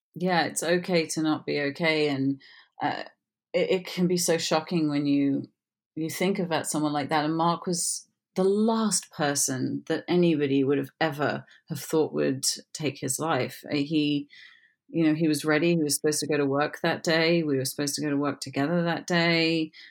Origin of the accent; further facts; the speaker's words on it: England, United Kingdom; moved away as an adult; also born or lived in Florida; I'm obviously English